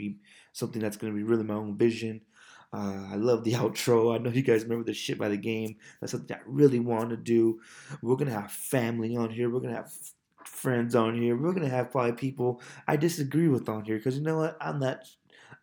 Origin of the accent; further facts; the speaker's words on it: Bakersfield, California, United States; I'm from Bakersfield, California, proudly from the east side of Bakersfield, California